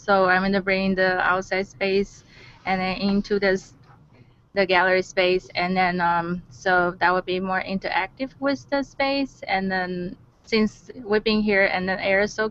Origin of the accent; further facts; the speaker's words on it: Taiwan; also born or lived in Maryland DC area; now in Maryland, United States; I'm originally from Taiwan